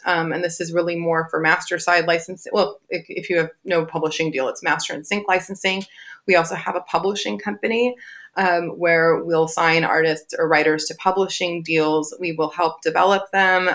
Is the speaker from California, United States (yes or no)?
yes; Southern California, United States; also born or lived in Long Beach; I'm born and raised in Southern California